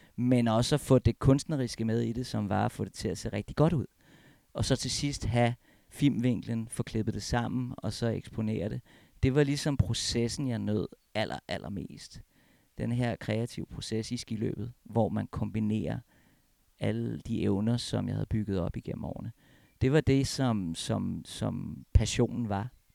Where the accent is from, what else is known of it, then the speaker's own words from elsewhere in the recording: Copenhagen, Capital Region of Denmark, Denmark; moved away as an adult; also born or lived in Alps; now in Hornbæk, Denmark; jeg er oprindelig fra København